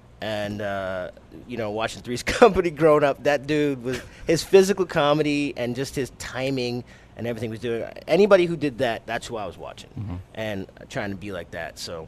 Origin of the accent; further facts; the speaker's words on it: Montreal, Quebec, Canada; born there; I'm Canadian because I was born